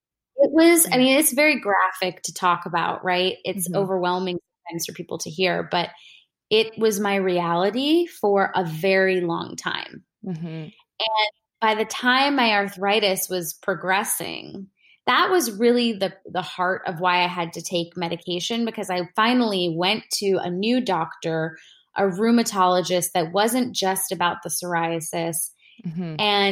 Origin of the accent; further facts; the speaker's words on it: India; And I'm an Indian woman, you know, my parents, like, they're not against, you know, medications and stuff just in general